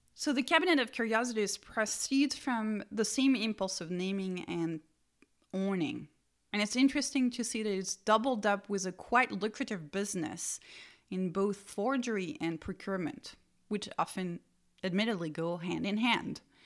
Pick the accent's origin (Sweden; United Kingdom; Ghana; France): France; Strasbourg, Grand Est; the Museum of Natural History of my hometown, Strasbourg